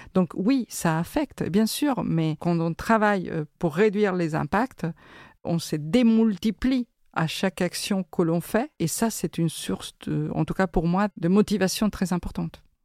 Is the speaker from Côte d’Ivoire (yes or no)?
no; Argentina; now in France; je suis né en Argentine